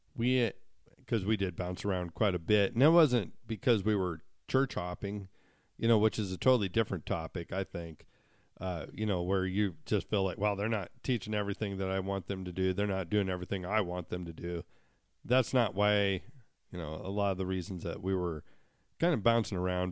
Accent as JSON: {"language": "English", "region": "Montana", "country": "United States", "tie": "born or raised there", "said": "growing up in Montana"}